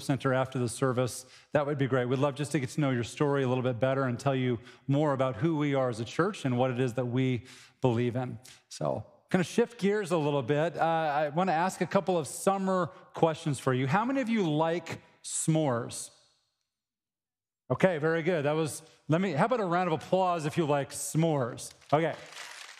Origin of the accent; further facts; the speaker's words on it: Cheyenne, Wyoming, United States; moved away; I grew up in Cheyenne, Wyoming